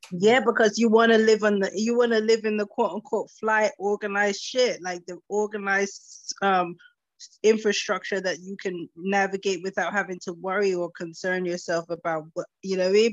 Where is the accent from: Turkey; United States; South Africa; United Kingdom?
United States; I was born in America